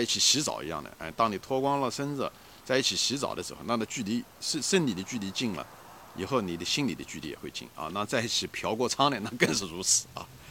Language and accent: Chinese; China; 我们很庆幸我们是中国人啊，我们有那种家庭感